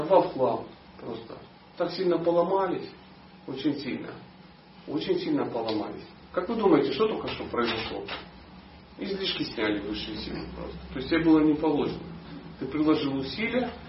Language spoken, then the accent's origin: Russian; Dnipro, Dnipropetrovsk Oblast, Ukraine; Я родился в Днепропетровске